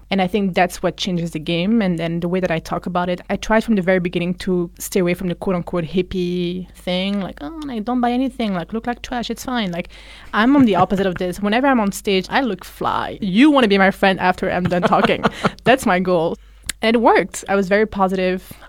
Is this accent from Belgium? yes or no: yes; Belgium; I grew up in Belgium where we speak Dutch